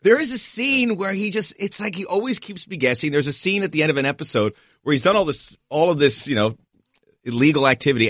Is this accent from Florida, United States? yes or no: yes; Miami, Florida, United States; moved away; also born or lived in Los Angeles; I'm from Miami, but L A's my home. I spent fifteen years there